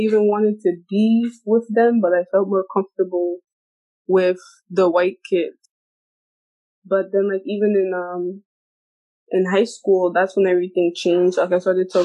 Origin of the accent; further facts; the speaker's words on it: United States; moved away as an adult; I was born here, but I grew up in the U.S., so that's why I have that accent